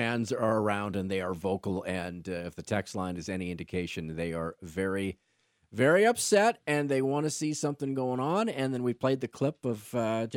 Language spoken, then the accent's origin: English; Saskatchewan, Canada; We're from Saskatchewan.